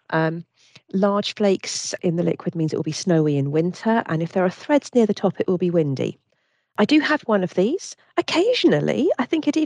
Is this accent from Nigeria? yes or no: no; Bermuda; I, I came from Bermuda historically, and they used to have shark oil barometers there.